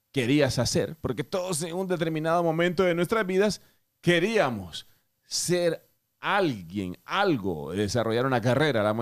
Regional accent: Honduras; moved away; Cuando yo llegué de Honduras hace 17 años, yo quería ser actor.

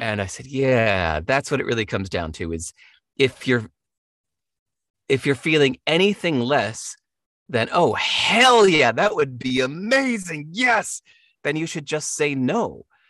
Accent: United States; growing up in America

